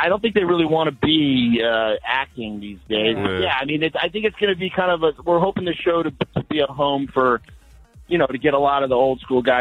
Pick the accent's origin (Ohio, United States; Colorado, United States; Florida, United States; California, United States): Colorado, United States; I come from Colorado. I come from a farm